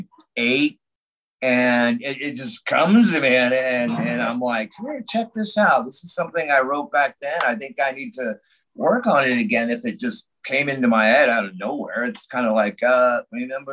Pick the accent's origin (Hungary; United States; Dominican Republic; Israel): United States; Los Angeles, California; also born or lived in San Diego; I grew up in Los Angeles.